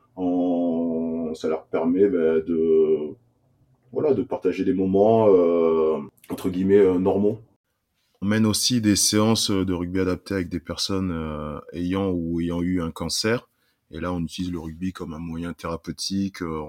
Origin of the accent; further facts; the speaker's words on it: Saint-Jean-de-Cuculles, Occitania, France; also born or lived in Burkina Faso; Je suis arrivé en France à l'âge de 3 ans dans un petit village au nord de Montpellier qui s'appelle Saint-Jean de Cucul. Euh, j'ai grandi euh, là-bas